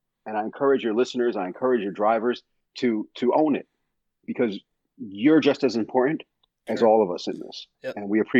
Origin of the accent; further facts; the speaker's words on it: New York, United States; moved away; I'm from New York originally, so I make a lot of New York analogies.